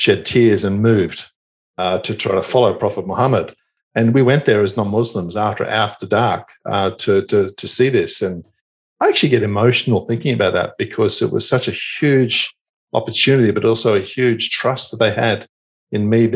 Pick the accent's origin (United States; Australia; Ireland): Australia; moved away as an adult; also born or lived in Perth, Australia / Singapore / Malaysia / Saudi Arabia; I'm proud of being Australian